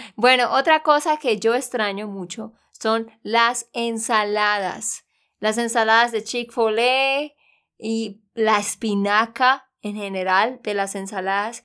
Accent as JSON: {"language": "Spanish", "region": "Santander", "country": "Colombia", "also_born_or_lived": "United States", "said": "de Santander, Colombia"}